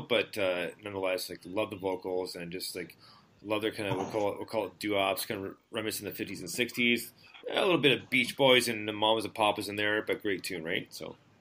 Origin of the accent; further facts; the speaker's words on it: Montreal, Quebec, Canada; moved away as an adult; I, was born and raised in Montreal, right? So I was there for 17 and a half years